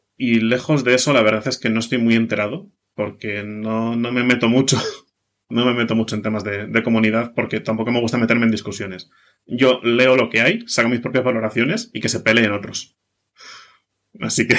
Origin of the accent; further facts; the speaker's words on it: Basque Country, Spain; soy de Euskadi, ¿vale? Vasco